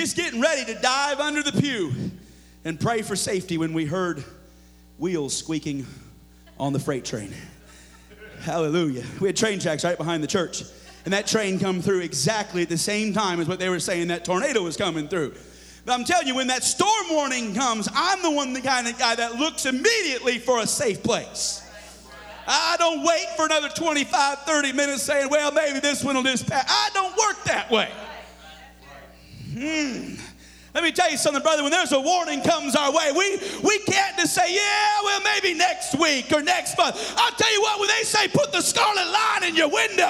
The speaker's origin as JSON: {"language": "English", "area": "the Northwest", "region": "Pacific Northwest", "country": "United States", "tie": "born or raised there", "also_born_or_lived": "Missouri", "moved": "yes", "said": "I grew up in the Northwest"}